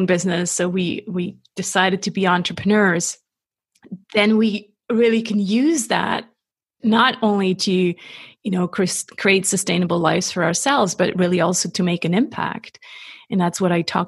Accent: Switzerland; I'm not American. I'm 100% Swiss

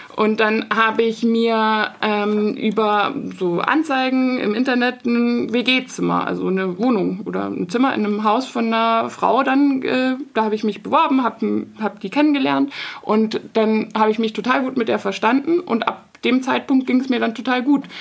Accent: Munich, Bavaria, Germany; Ich komme aus München und habe in München studiert.

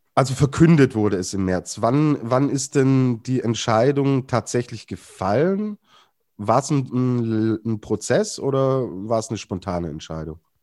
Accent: Germany; als Deutscher

